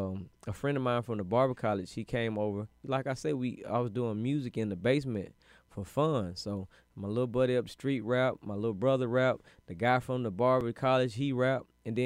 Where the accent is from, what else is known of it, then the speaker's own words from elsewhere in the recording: California, United States; also born or lived in Germany; I've been moving all my life. So, but I really say I'm from the Bay, because that's where I spent all my high school years. That's where I got all my game from.